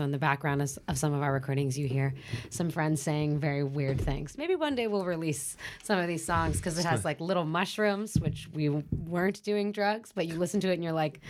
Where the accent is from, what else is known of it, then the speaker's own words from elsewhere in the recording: San Francisco, California, United States; From California, California. The San Francisco area.